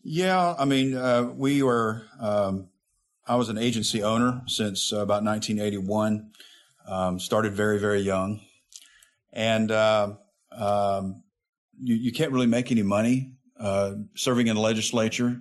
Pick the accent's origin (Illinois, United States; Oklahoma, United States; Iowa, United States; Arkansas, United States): Arkansas, United States; Jacksonville; also born or lived in Little Rock, Arkansas; My hometown was Jacksonville, Arkansas, which is about 30 miles north of Little Rock. Um, grew up there. I was born in Little Rock